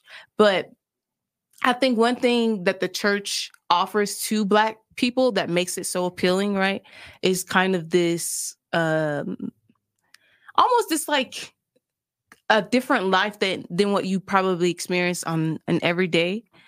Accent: Vicksburg, Mississippi, United States; moved away as an adult; also born or lived in Brazil; I grew up in Mississippi.

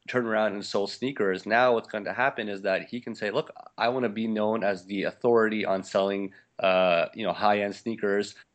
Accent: Montreal, Quebec, Canada; moved away as an adult; also born or lived in Little Rock, Arkansas; I, I grew up in Montreal in Canada

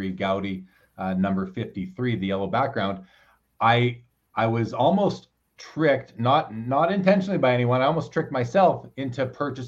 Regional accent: Canada; I'm a Canadian.

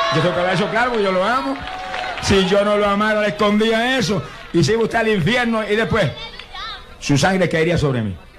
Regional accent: Puerto Rico

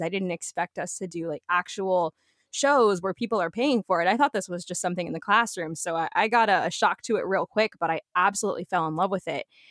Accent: Coral Springs, Florida, United States; also born or lived in Arizona; now in Daytona, United States; born and raised in South Florida, Coral Springs, actually

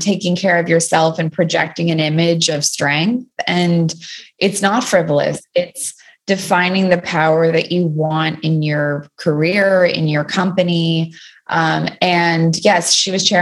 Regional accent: Toronto, Ontario, Canada; moved away as an adult; now in New York, United States; I grew up in Toronto until university

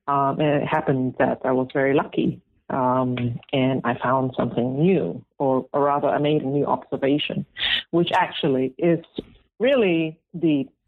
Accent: Malaysia; also born or lived in Singapore; And we, growing up, I grew up in Malaysia and Singapore.

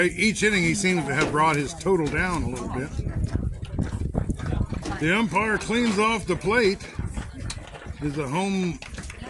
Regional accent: Ames, Iowa, United States; I was born in Ames

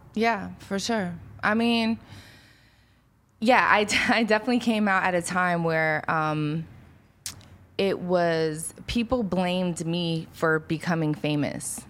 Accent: Philadelphia, Pennsylvania, United States; moved away; I grew up in South Philly

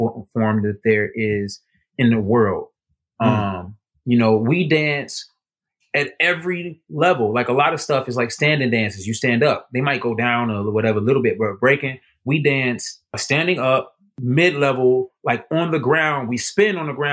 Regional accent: Chicago, Illinois, United States

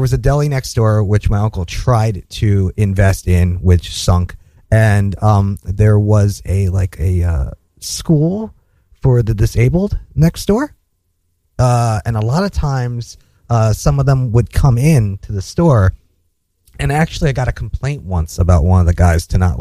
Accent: Edison, New Jersey, United States; Jersey. Edison, New Jersey

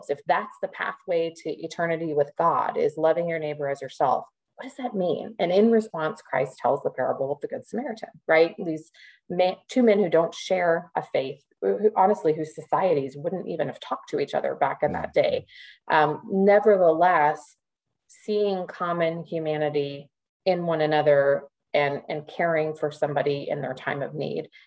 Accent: Midwest, United States; growing up as a Midwesterner and living in the South

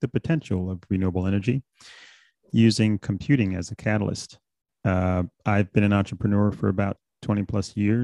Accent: New York City, New York, United States; also born or lived in Bahamas; I'm originally from the Bahamas, actually. I came to the States when I was about 6 years old. I grew up in New York City

